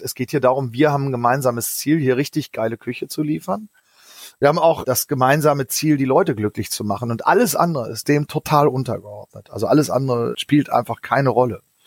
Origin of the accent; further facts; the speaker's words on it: Northern Germany, Germany; ich bin in einem kleinen Kaff aufgewachsen in Norddeutschland